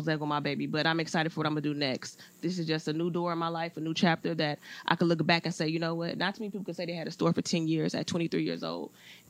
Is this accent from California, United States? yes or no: yes; Compton, California, United States; I was born and raised in Compton.